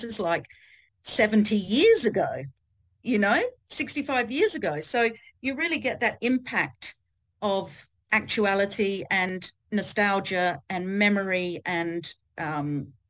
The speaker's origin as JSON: {"language": "English", "country": "Australia", "said": "I am Australian."}